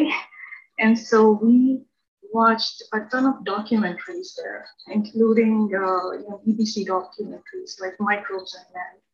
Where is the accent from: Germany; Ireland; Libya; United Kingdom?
Libya; He was working there, and I pretty much spent most of my formative years there.